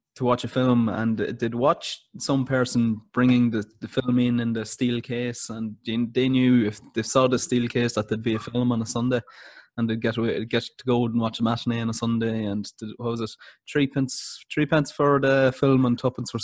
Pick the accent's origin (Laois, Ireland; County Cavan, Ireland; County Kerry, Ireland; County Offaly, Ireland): County Cavan, Ireland; I'm actually from Cavan myself